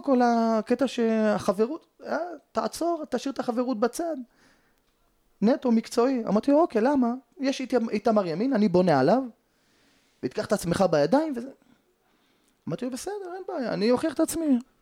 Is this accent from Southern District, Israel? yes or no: no; Jerusalem, Jerusalem District, Israel; גדלתי בשכונת פת, שזה בסמוך לשכונת קטמון, אה, לפני שעולים לגילו